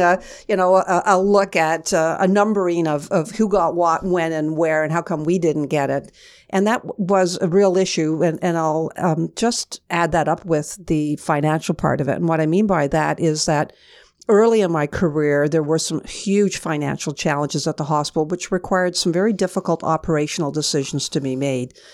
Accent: Kingston, Ontario, Canada; I grew up in Kingston, Ontario. I was born and bred there

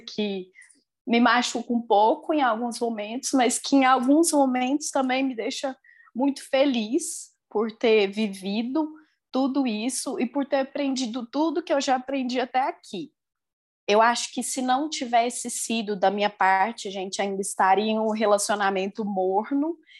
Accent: Lagoa Formosa, Minas Gerais, Brazil; eu sou de Lagoa Formosa, Minas Gerais

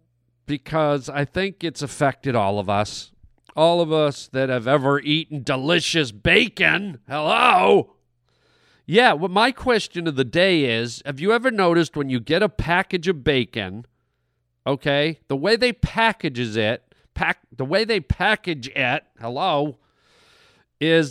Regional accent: Toronto, Ontario, Canada; moved away as an adult; now in Los Angeles, United States; when I grew up, there was not a big Spanish population in Toronto, Canada

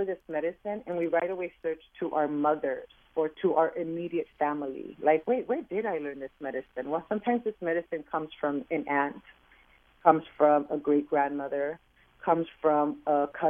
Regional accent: Los Angeles, California, United States; I was born and raised in East LA. I am the youngest out of 8 children. I am the youngest out of 6 daughters that my mom had and 2 boys.

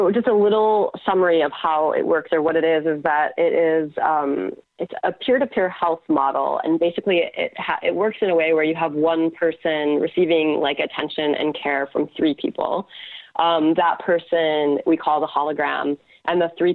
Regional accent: United States; now in Canada; I'm now living in Canada, though I'm American

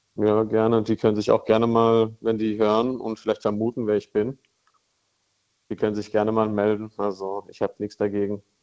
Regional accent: Karlsruhe, Baden-Württemberg, Germany; Ich komme aus Karlsruhe

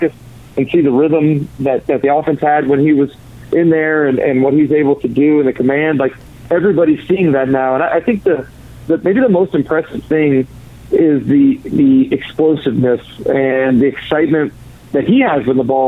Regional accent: Gainesville, Florida, United States; I'm from Gainesville. I live in Gainesville currently.

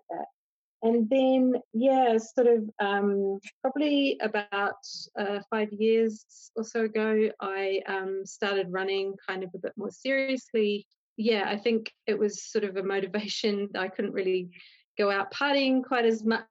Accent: New Zealand; moved away as an adult; now in London, United Kingdom; I'm from New Zealand originally. I lived in the UK for about 15, 16 years. I live with my husband in London

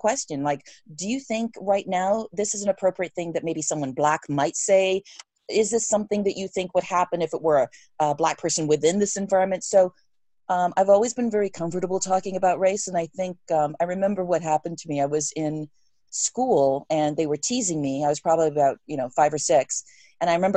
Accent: England, United Kingdom; moved away; I grew up in England.

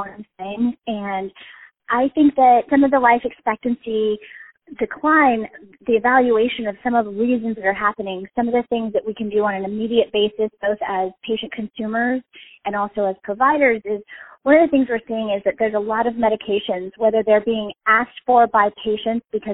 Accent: Colorado, United States; I am originally from Colorado

